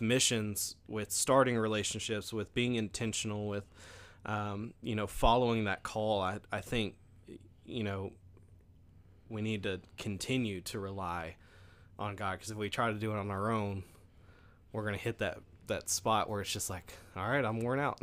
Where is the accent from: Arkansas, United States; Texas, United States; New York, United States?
Arkansas, United States; Stuttgart; now in Hamburg, United States; I grew up in Stuttgart